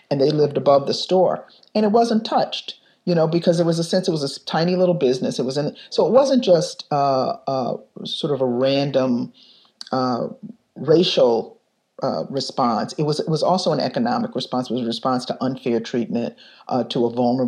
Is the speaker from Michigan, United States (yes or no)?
yes; Detroit, Michigan, United States; now in Chicago, United States; I was growing up in Detroit in 1967 when the rebellion happened there. And I was 10 years old